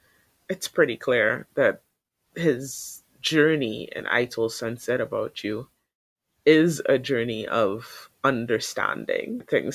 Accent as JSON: {"language": "English", "country": "Thailand", "said": "people tend to get from my home country when my home country is portrayed outside as anything other than bright and shiny and clean and modern."}